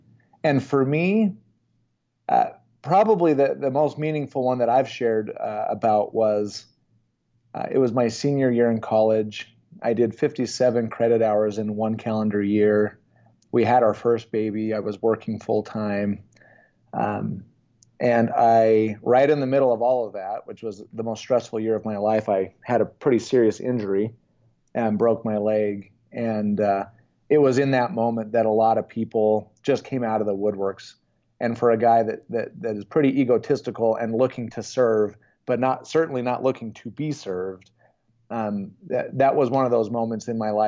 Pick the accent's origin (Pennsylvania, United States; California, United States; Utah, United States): Utah, United States; Spanish Fork; Spanish Fork, Utah.